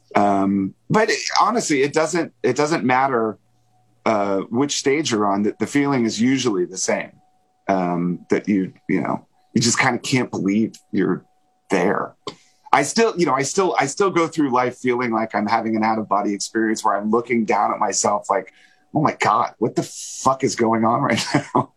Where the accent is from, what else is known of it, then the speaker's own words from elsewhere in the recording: Springfield, Virginia, United States; moved away; have very fond memories of growing up in Springfield